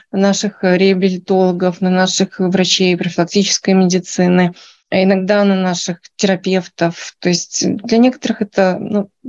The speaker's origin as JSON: {"language": "Russian", "country": "Belarus", "said": "Я врач из Беларуси. И здесь я прошла полную программу переподготовки на натропатик доктора."}